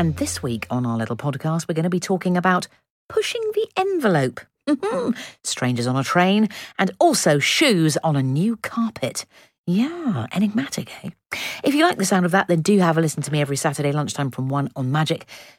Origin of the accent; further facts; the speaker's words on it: Oxfordshire, South East England, United Kingdom; when we were early teens growing up in the Oxfordshire area.